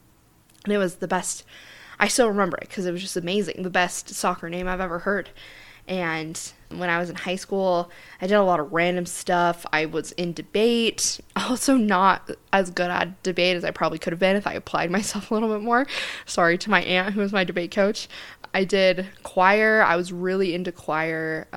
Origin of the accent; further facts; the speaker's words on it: Centerville, Utah, United States; I was part of the Centerville City, the city that I grew up in Utah.